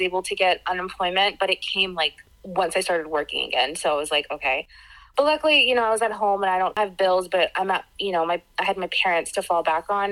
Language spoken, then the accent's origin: English; Florida, United States; also born or lived in Pittsburgh, Pennsylvania; I was born in Pittsburgh, but um, my family moved to Florida when I was two, so Floridian